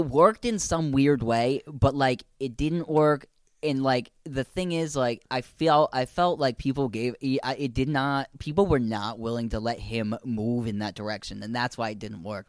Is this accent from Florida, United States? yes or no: no; Connecticut, United States; we're from Connecticut